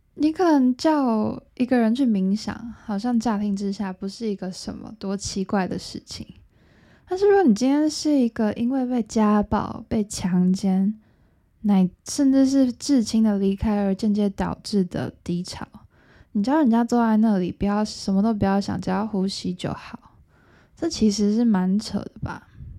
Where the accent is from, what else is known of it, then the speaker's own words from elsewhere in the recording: Taiwan; 我们台湾人